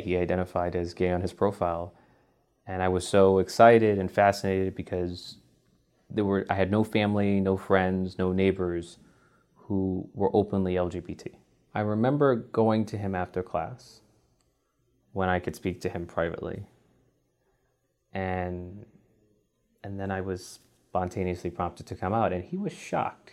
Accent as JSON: {"language": "English", "town": "New York City", "region": "New York", "country": "United States", "said": "I'm from Bronx, New York"}